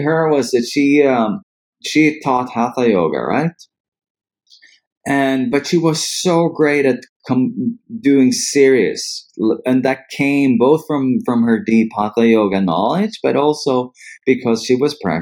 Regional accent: Dalarna County, Sweden; also born or lived in Stockholm; I was born in Stockholm, but I grew up about 50 kilometers north of here in a region or province called Dalarna. So when I was about 5, my mom and I ended up going back to where she was from.

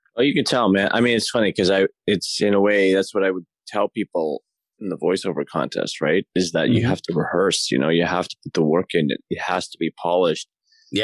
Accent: Toronto, Ontario, Canada; moved away as an adult; now in Los Angeles, United States; I'm from I'm from Toronto. I'm in Canada

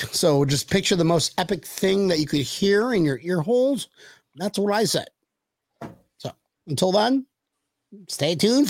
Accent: Western New York, United States; growing up in Western New York.

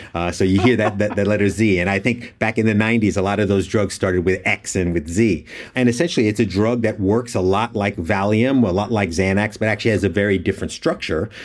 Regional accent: United States; as an American

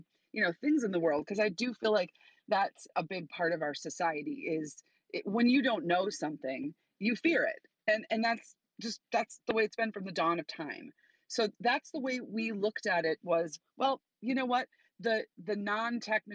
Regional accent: Chicago, Illinois, United States; I'm from Chicago

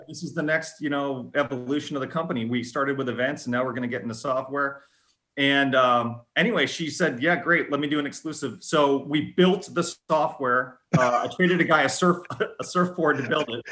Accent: Lily Lake, Illinois, United States; moved away as an adult; also born or lived in Boston; now in Cincinnati, United States; I grew up uh, in actually a farm community about uh, 50 miles west of Chicago. Uh, okay. Way west, far, far west suburbs, um, Lily Lake, Illinois

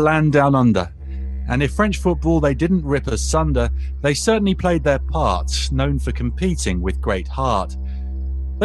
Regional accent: England, United Kingdom; Growing up in England meant neighbours and home and away

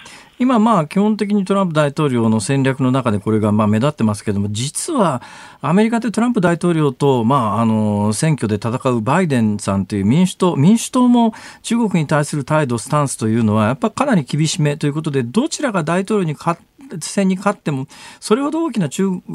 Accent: Osaka, Japan; だって私、大阪ですから

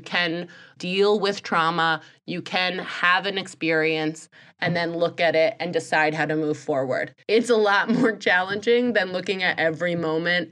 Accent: United States; I'm from America.

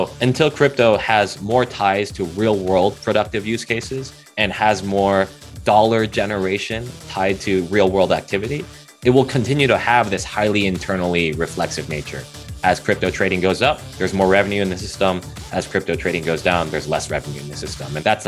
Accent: Cupertino, California, United States; I grew up in Cupertino, California, so in the heart of Silicon Valley.

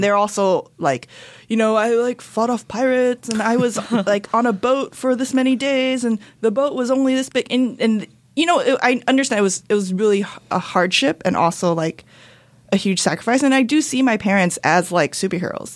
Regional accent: Rosemead, California, United States; I grew up in Rosemead. Okay. In the San Gabriel Valley.

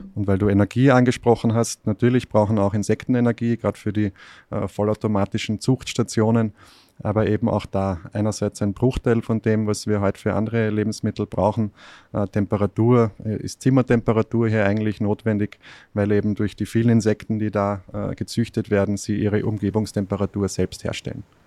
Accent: Austria; ich bin in Österreich erzogen worden, aufgewachsen

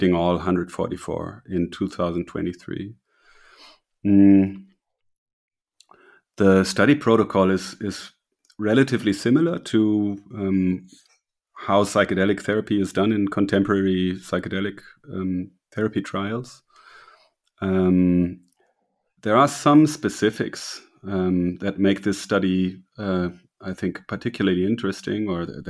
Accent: Germany; also born or lived in Berlin; I'm from Germany. I live in Berlin

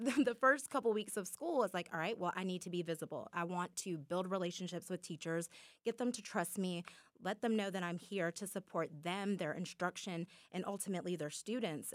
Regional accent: Muscogee County, Georgia, United States; the teachers that I had growing up in Muskogee County who poured into me

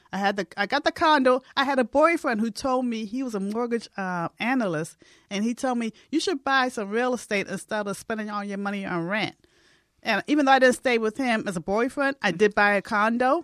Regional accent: Boston, Massachusetts, United States; moved away; I'm from Boston, so I have family back there

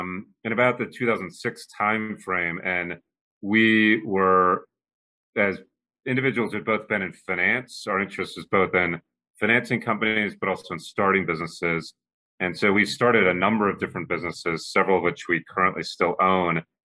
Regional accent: United States; I grew up in the United States, but as I was mentioning before we started the show, I had the good fortune of traveling around the world when I was younger, living in numerous countries.

